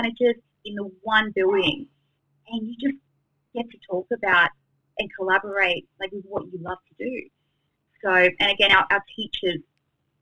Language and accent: English; Sydney, New South Wales, Australia; I was fortunate enough to stay in Sydney with my family, and yeah, I got to study in my hometown.